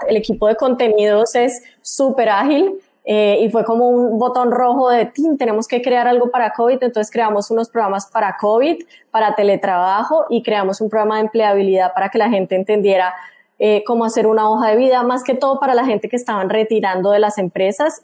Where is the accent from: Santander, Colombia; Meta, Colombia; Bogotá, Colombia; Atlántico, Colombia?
Santander, Colombia; Bucaramanga; moved away as an adult; also born or lived in Mexico City, Mexico; soy bumanguesa, soy de Colombia